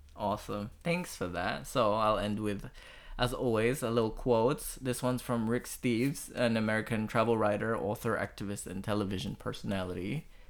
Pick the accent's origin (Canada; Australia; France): Australia; as an Australian